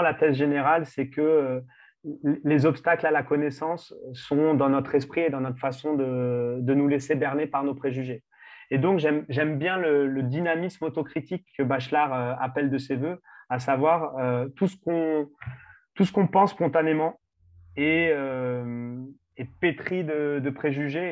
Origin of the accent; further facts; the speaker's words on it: France; en tant que Français